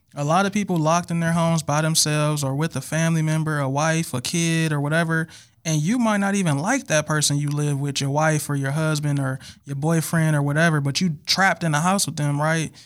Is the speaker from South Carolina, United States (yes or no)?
no; Milwaukee, Wisconsin, United States; I'm from Milwaukee, Wisconsin